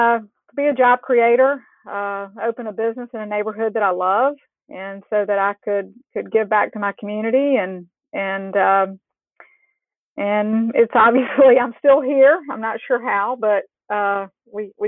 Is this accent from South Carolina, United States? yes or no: yes; South Carolina, United States; moved away as an adult; now in Houston, United States; I grew up in South Carolina